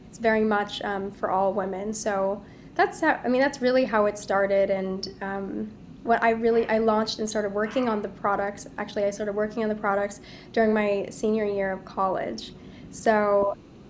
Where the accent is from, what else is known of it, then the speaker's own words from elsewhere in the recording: United States; being born American but of Indian heritage